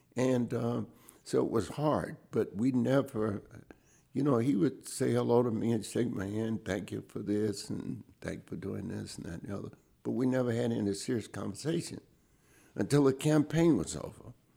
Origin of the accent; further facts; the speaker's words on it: High Point, North Carolina, United States; I grew up in High Point, North Carolina, where I still live today.